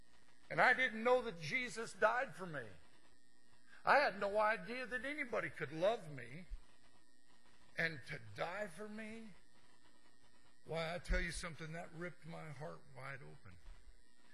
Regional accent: Montana, United States; I'm from Montana.

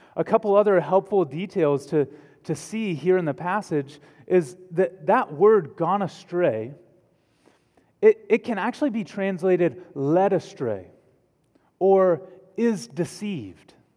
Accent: Texas, United States; accent: Texan; my native language of Texan

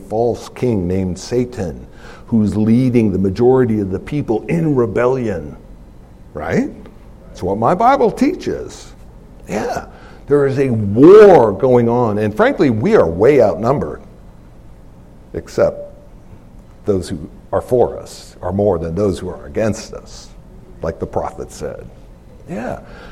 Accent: United States; I'm an American

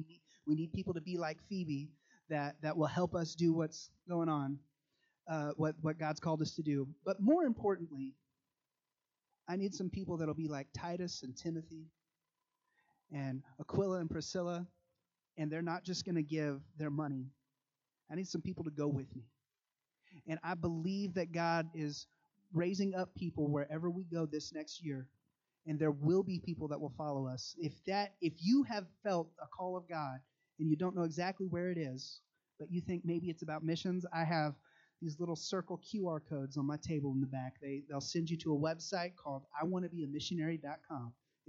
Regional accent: Nigeria; I grew up in Nigeria, which is one of the countries in Africa.

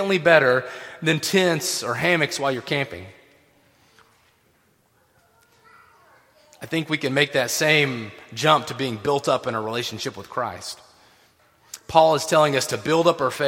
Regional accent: Tennessee, United States; I grew up in Tennessee

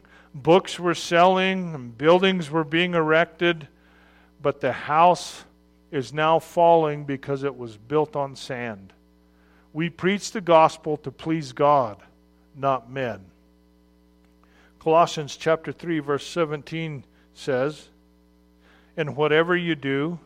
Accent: Arizona, United States; I'm from Arizona, which is not a place where a large population of sailors live.

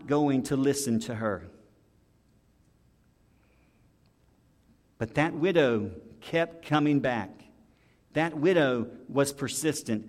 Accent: the South, United States; we're from the South

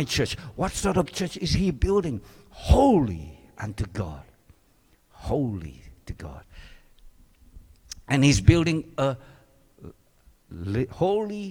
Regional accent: Singapore; moved away; I grew up in Singapore

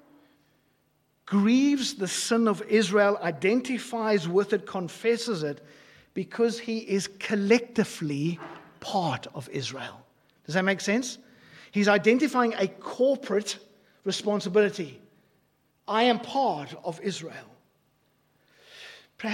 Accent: South Africa; I grew up in South Africa. I grew up in apartheid South Africa.

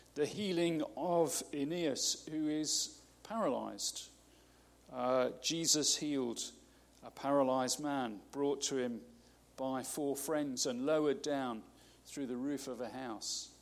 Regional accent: United Kingdom; we're so British

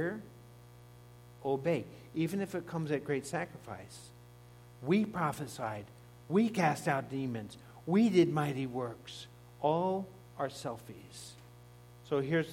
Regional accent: Laguna Beach, California, United States; moved away; I grew up in Laguna Beach

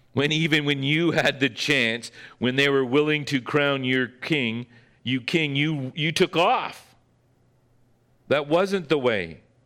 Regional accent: Northern Ontario, Canada; that I grew up with in Northern Ontario

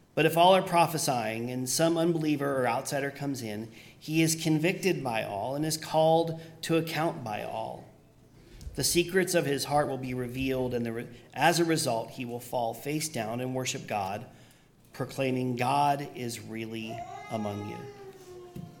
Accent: Pennsylvania, United States; moved away; where I grew up in Pennsylvania, we just we just called them the suburbs

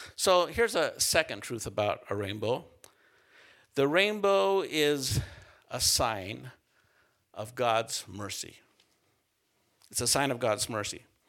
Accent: central Utah, United States; moved away; I grew up in Utah, s, uh, central Utah

